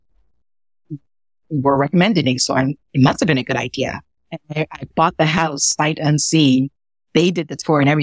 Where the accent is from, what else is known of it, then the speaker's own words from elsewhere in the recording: Ghana; now in New York City, United States; I was born in Ghana, West Africa, and I grew up in a small village